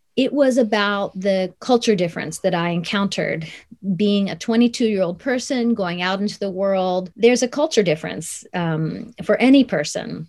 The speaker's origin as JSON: {"language": "English", "town": "Columbus", "region": "Ohio", "country": "United States", "tie": "born or raised there", "also_born_or_lived": "Tokyo, Japan", "said": "So I was born in Tokyo, but I grew up in Columbus, Ohio, after the age of two"}